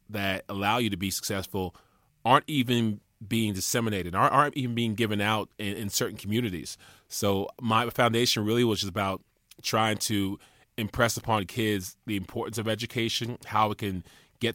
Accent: Charleston, South Carolina, United States; We went to Charleston, my hometown

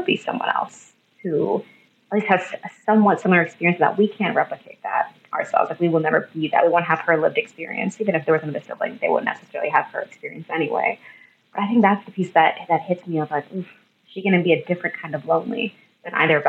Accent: India; so I'm Indian and my husband is white.

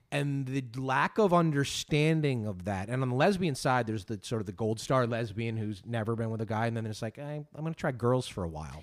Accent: Northeast, United States; I grew up Catholic kid in the Northeast

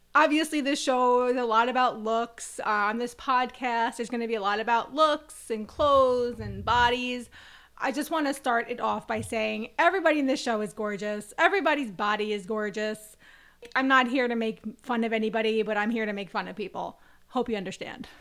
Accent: United States; we are American

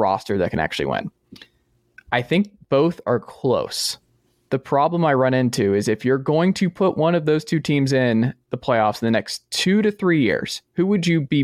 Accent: Atlanta, Georgia, United States; now in Knoxville, United States; I'm from Atlanta

